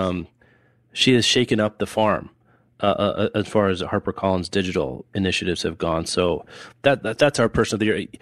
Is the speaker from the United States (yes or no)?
yes; Lawrence, Kansas, United States; when I was growing up in Lawrence